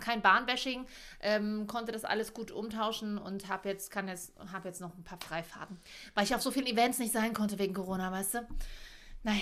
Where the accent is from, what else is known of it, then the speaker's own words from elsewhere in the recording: Leipzig, Saxony, Germany; ich bin Leipzigerin.